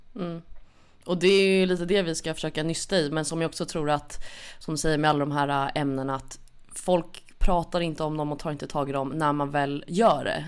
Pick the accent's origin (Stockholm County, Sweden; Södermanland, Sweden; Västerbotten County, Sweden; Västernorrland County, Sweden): Stockholm County, Sweden; Stockholm; är född och uppvuxen i Stockholm